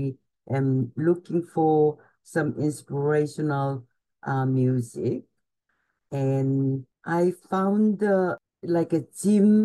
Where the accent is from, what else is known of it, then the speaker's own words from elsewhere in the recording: Gwangju, South Korea; moved away as an adult; also born or lived in Seoul, South Korea; now in New York, United States; I was born in Gwangju, Korea, which is about 3 hours south of the Seoul. And I came to university, Ewha University in Seoul. And almost immediately after the college, and I came to New York.